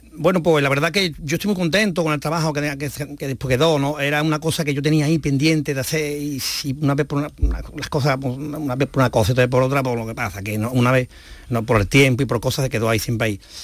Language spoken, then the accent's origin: Spanish; Las Cabezas de San Juan, Andalusia, Spain; also born or lived in Los Palacios y Villafranca; yo soy de las cabezas, vivo las cabezas, que es mi pueblo